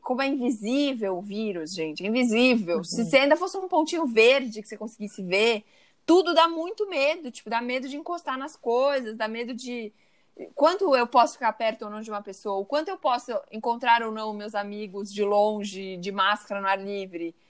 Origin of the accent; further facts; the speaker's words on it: Brazil; somos brasileiros.